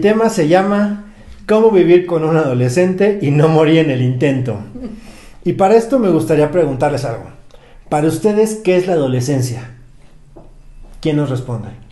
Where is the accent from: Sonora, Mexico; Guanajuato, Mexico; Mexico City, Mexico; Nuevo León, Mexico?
Mexico City, Mexico; yo soy chilango